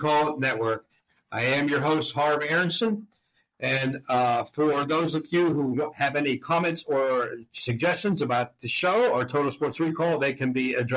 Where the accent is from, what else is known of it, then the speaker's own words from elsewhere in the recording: Pittsburgh, Pennsylvania, United States; moved away; the stadium from my hometown